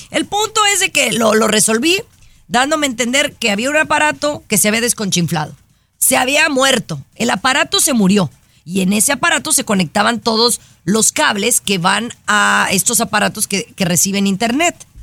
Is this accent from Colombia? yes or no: no; Mexico; yo, que soy mexicana